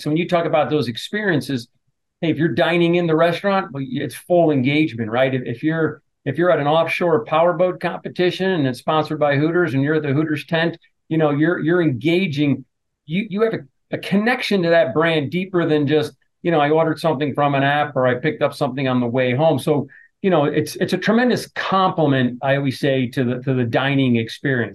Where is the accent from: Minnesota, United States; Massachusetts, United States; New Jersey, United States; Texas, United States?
New Jersey, United States; moved away; my parents owned an Italian deli growing up in New Jersey